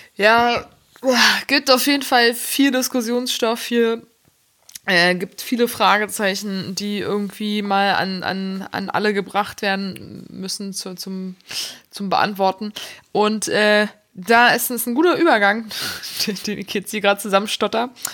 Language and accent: German; Germany; ich bin inzwischen eine in Deutschland geborene und hier gemeldete Frau